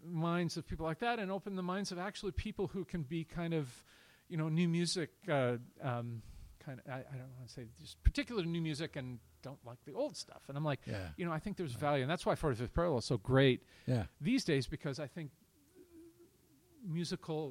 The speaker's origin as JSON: {"language": "English", "region": "Eastern Oregon", "country": "United States", "moved": "yes", "lives_now": "Portland, United States", "said": "I'm from Eastern Oregon"}